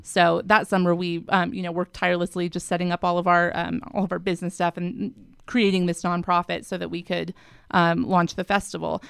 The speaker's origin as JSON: {"language": "English", "region": "Colorado", "country": "United States", "moved": "as an adult", "lives_now": "Salt Lake City, United States", "said": "I am from Colorado originally. I moved out to Salt Lake in two thousand eleven to attend Westminster"}